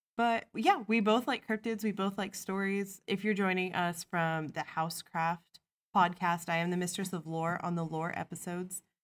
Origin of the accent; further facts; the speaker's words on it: Midwest, United States; I came from the Midwest